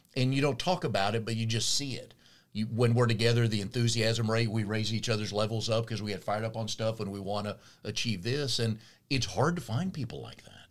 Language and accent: English; Raleigh, North Carolina, United States; moved away as an adult; also born or lived in Tennessee / Austin, Texas; I grew up in Raleigh, went to school at Tennessee. My first job's in Austin, Texas